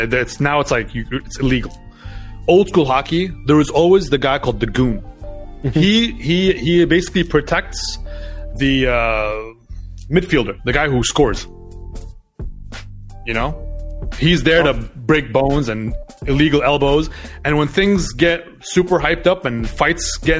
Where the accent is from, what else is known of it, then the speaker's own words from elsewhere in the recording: Doha, Qatar; also born or lived in Montreal, Canada; basically my whole life was in Doha